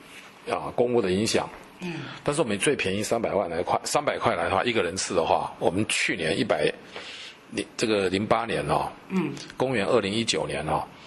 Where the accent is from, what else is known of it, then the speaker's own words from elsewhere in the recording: Taiwan; 这个一路上跟这些犯罪被害人在一起啊，我们啊深深感受到我们台湾人民的爱心啊。